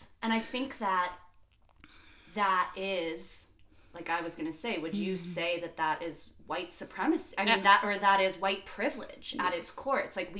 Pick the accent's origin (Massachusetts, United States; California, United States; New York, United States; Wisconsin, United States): New York, United States; New York City; now in Boulder, United States; I grew up in New York City.